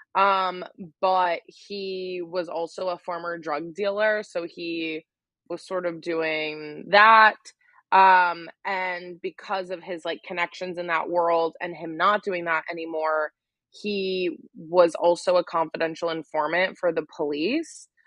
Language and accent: English; Wheeling, West Virginia, United States; also born or lived in Charleston, West Virginia; I was born in Wheeling, West Virginia